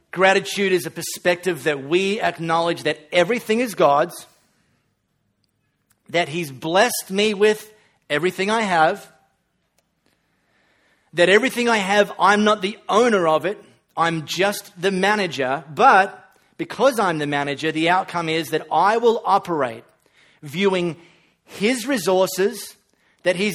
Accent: Australia; When you travel to a developing country, you don't have to say, oh, I'm so sorry, I'm from Australia. I've got running water.

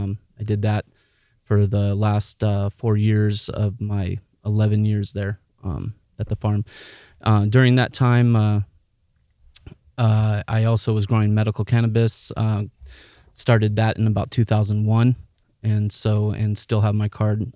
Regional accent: San Diego, California, United States; now in Williams, United States; I grew up in San Diego, California. I lived there till I was about 18.

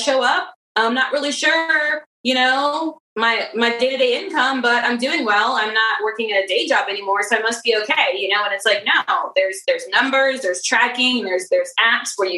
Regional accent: Maryland, United States; I'm from Maryland, Under Armour's here

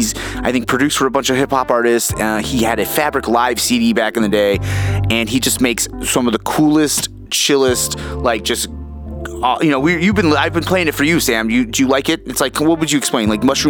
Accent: Barrow-in-Furness, North West England, United Kingdom; my hometown, Barrow-in-Furness.

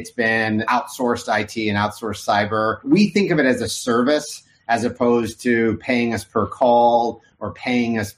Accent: Oklahoma, United States; also born or lived in Arkansas; I grew up in Oklahoma. I was born in Arkansas.

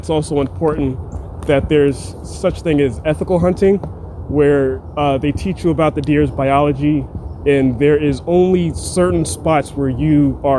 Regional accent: Philadelphia, Pennsylvania, United States; In Philly. Grew up in Mount Airy.

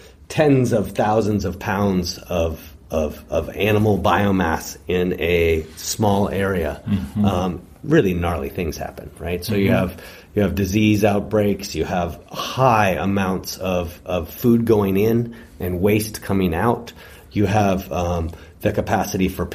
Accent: California, United States; as Californians, we really live on the landscape

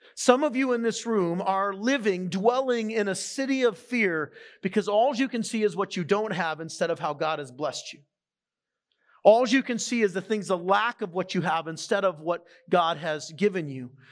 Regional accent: San Diego, California, United States; moved away; I'm from San Diego, the ocean was kind of a part of my life

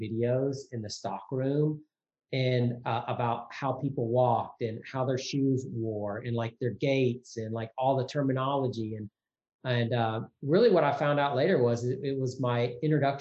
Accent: Mississippi, United States; also born or lived in Tennessee; when I was 15, about to turn 16, growing up in Mississippi

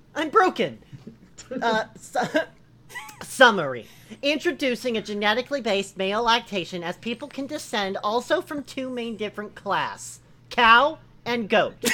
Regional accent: Italy; As Italian

